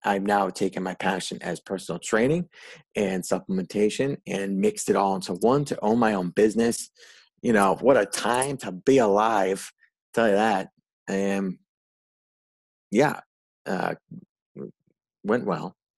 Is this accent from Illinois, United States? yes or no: no; Rhode Island, United States; moved away; I'm originally from the Northeast and Rhode Island.